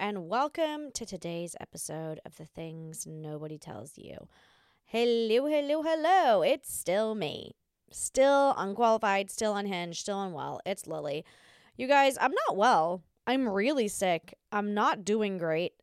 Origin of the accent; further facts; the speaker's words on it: Australia; I'm Australian